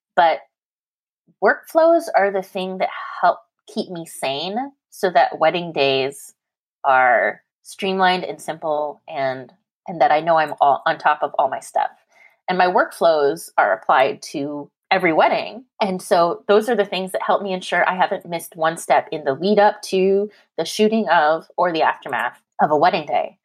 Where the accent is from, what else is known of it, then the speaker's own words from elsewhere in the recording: Canada; now in California, United States; I'm Canadian. I live in California